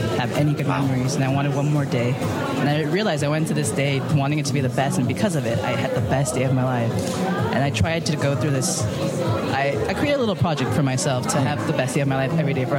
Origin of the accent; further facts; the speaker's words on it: San Francisco, California, United States; moved away as an adult; now in New York, United States; I was born and raised in San Francisco